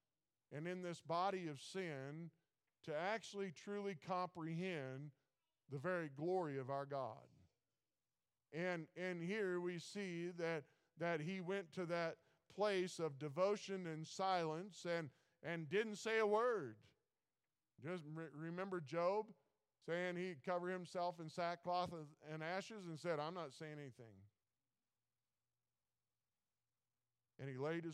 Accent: Missouri, United States; I'm from Missouri, show me state

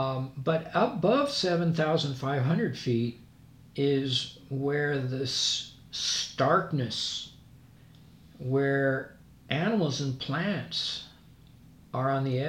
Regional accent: Scotland, United Kingdom; I'm Scottish, he was, and I've shared some of the trails he created.

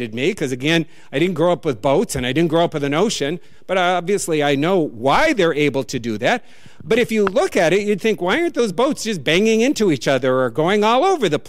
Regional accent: North Dakota, United States; born or raised there; now in New England, United States

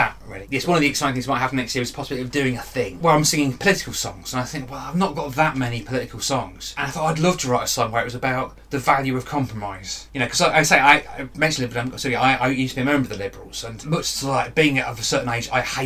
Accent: the Fens, East of England, United Kingdom; I'm from the Fens

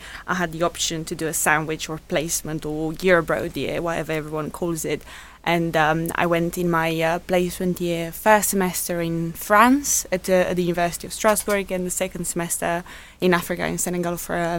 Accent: Romania; now in Portsmouth, United Kingdom; Well, I moved here in 2012 from Romania, where I undertook the rest of my first studies.

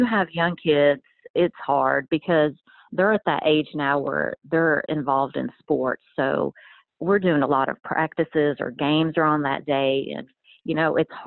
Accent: Athens, Tennessee, United States; also born or lived in Iran; I'm originally from the Middle East, and we came to the United States when I was a young kid, so I was about 3 years old, and we moved to a small town of Athens, Tennessee

